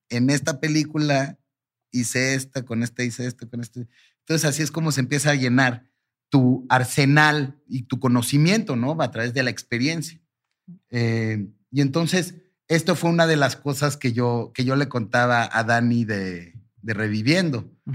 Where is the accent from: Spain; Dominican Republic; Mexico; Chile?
Mexico; mi mamá nació en Turquía, mm. eh, yo soy primera generación mexicano para, para fines prácticos